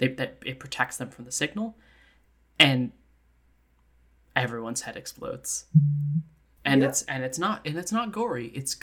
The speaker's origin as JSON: {"language": "English", "region": "Scotland", "country": "United Kingdom", "said": "I'm Scottish, and I'm smart."}